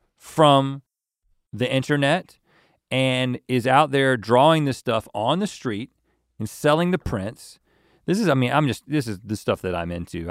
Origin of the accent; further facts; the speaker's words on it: South Georgia, United States; I'm from South Georgia